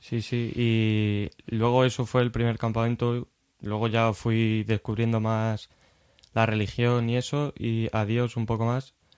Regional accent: Baeza, Andalusia, Spain; moved away; also born or lived in Cantabria; soy de, Jaén, Andalucía, de un pueblo llamado Baeza, Patrimonio de la Humanidad

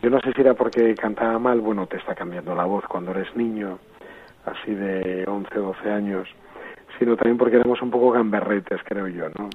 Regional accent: A Coruña, Galicia, Spain; now in Santiago de Compostela, Spain; nací, como bien dijiste, en La Coruña, en una familia, un ámbito también muy cristiano

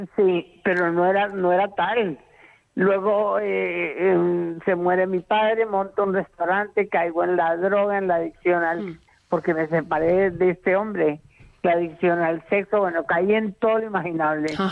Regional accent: Colombia; now in Valencia, Spain; Soy colombiana, pero nací, eh, nacionalizada española.

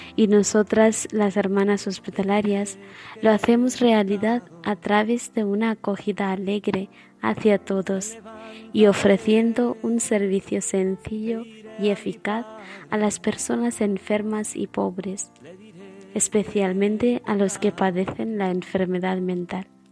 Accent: India; moved away; soy hermana hospitalaria y soy de la India

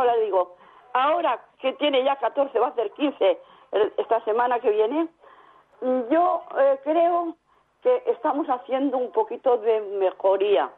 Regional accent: Cuenca, Castilla-La Mancha, Spain; now in Valencia, Spain; soy de Cuenca, pero vivo en Valencia.

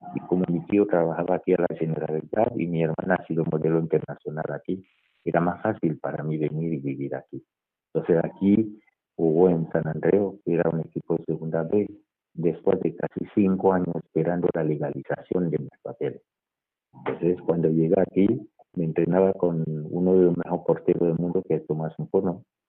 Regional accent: Douala, Littoral, Cameroon; now in Madrid, Spain; yo nací en la ciudad de Douala, que es la capital económica de Camerún, y en un barrio del primer departamento que se llama Bali y crecí

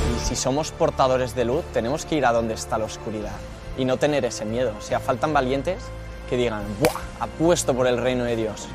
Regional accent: Madrid, Community of Madrid, Spain; soy de Madrid y me dedico pues, a evangelizar

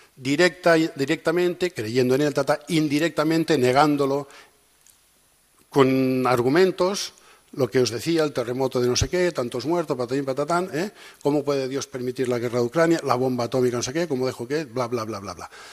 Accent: Catalonia, Spain; soy catalán

